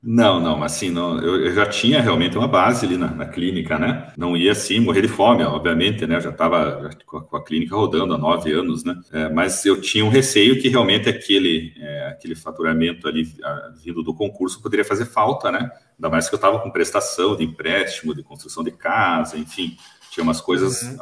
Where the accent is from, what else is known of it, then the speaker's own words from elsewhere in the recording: Curitiba, Paraná, Brazil; moved away as an adult; now in Toledo, Brazil; morava em Curitiba até então, sou natural de Curitiba, capital do Paraná